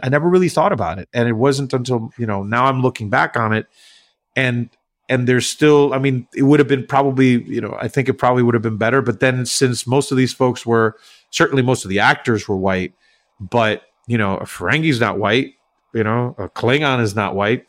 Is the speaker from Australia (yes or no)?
no; Puerto Rico; English is a second language; now in New York, United States; I grew up in Puerto Rico, right? So I, I didn't grow up in the U S